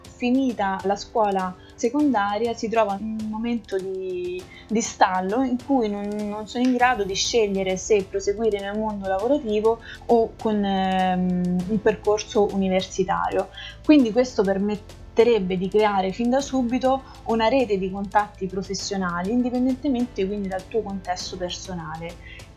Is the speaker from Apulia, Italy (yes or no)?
no; province of Rome, Lazio, Italy; moved away as an adult; now in Brussels, Belgium; sono originaria della provincia di Roma e vivo all'estero ormai dal 2012